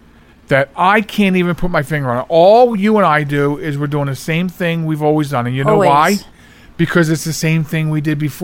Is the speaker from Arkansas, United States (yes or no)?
no; Delaware, United States; okay, so we come from Delaware, no